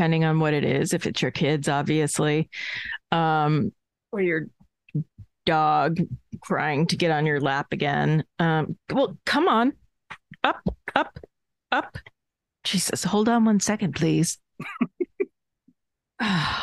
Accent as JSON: {"language": "English", "region": "Northeast", "country": "United States", "said": "I am from the Northeast"}